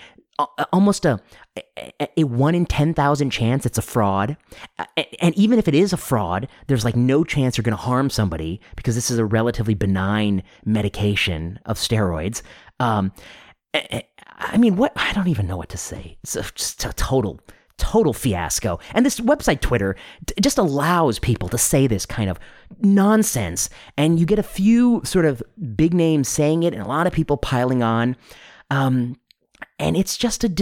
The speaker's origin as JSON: {"language": "English", "country": "United States", "said": "especially as an American, which I am"}